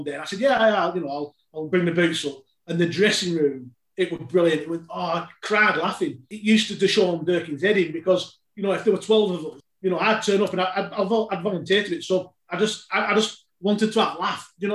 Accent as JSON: {"language": "English", "country": "United Kingdom", "tie": "born or raised there", "said": "I grew up on Aki Road"}